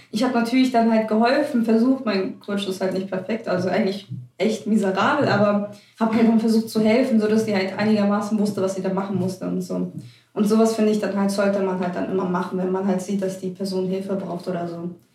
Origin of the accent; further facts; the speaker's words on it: Germany; Ich bin nie zwar hier in Deutschland geboren, aber ich weiß, wo meine Eltern herkommen